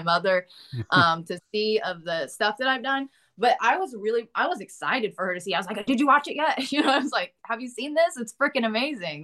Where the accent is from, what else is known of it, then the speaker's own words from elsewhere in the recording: United States; accent: Southern; I can do a Southern accent because I'm like from Boontucky in real life